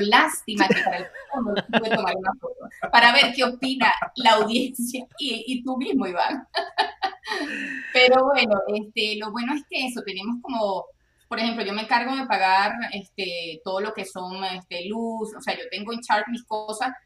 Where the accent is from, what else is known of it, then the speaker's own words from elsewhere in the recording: Venezuela; now in Texas, United States; como venezolanos tenemos familia regada en el mundo